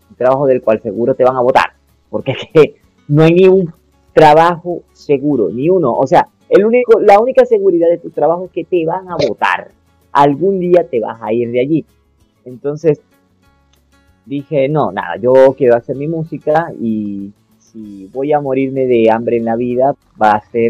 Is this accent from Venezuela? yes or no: yes; Venezuela; now in Colombia; eh, a lo que salí de Venezuela y vine para acá a Colombia, lo que me mantuvo fue la música